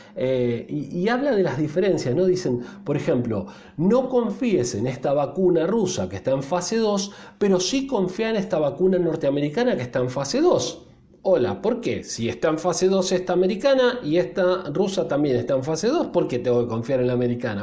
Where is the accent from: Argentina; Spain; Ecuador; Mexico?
Argentina; Los argentinos somos casi 50 millones de personas